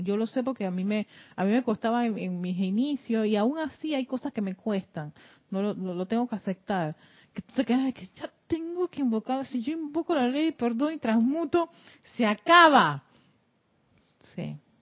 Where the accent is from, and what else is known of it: Panama